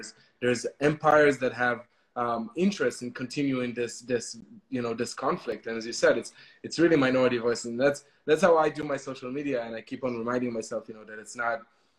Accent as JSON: {"language": "English", "country": "Israel", "tie": "born or raised there", "said": "I was born in Israel"}